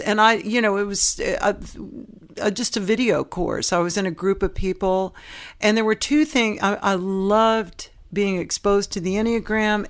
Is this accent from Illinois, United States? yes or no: no; San Francisco Bay Area, California, United States; also born or lived in Knoxville, Tennessee; I'm from Knoxville, Tennessee. I was born, which is a third largest city in Tennessee, but it's, it has a town mentality in that everybody knew everybody. And my parents split up when I was young, and I ended up growing up in the San Francisco Bay Area